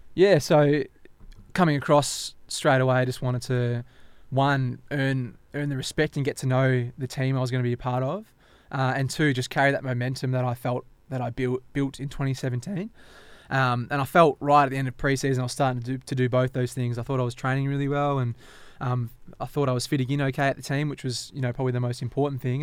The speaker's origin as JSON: {"language": "English", "town": "Perth", "region": "Western Australia", "country": "Australia", "tie": "born or raised there", "also_born_or_lived": "Derby, Western Australia", "said": "growing up in Armadale and Kelmscott, it's a bit of an island"}